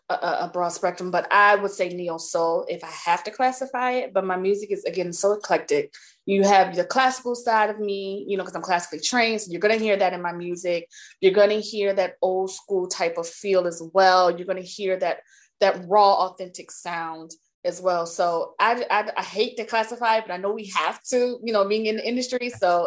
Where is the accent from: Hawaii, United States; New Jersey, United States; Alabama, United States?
New Jersey, United States; also born or lived in Maryland / West Coast; But as I got older, and when I moved to Maryland, so I'm originally from New Jersey.